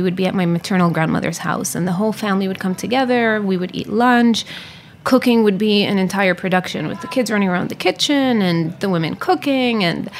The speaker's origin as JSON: {"language": "English", "region": "Jerusalem", "country": "Palestine", "tie": "born or raised there", "said": "I was born there. My parents are actually not from Jerusalem. My mother is from the Triangle, which is in the center of the country, and she's a Muslim. My father is from the north and he's a Christian."}